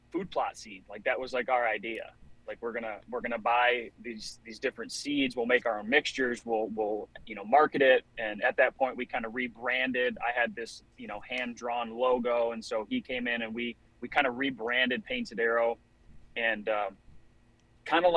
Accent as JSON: {"language": "English", "region": "Michigan", "country": "United States", "said": "I'm from Michigan"}